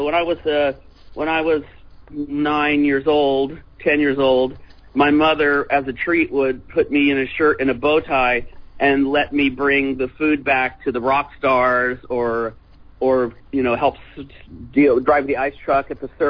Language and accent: English; Fresno, California, United States; also born or lived in Clovis, California; Fresno, California, Clovis, California. And we kind of just did shows around that vicinity. It's like Central California.